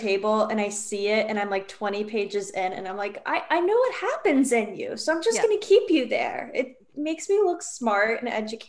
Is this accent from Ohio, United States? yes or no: no; New York, United States; growing up in New York